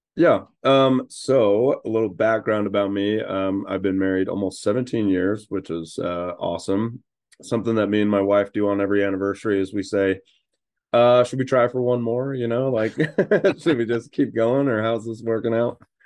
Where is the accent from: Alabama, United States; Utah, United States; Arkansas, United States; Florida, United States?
Utah, United States; also born or lived in Idaho / North Carolina; I was born in Idaho, but grew up mostly in Utah